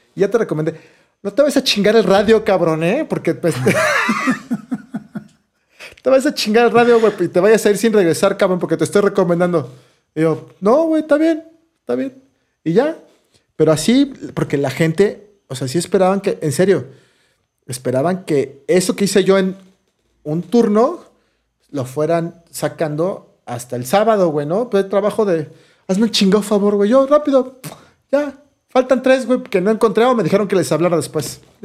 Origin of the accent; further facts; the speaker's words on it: Mexico City, Mexico; de, la Ciudad de México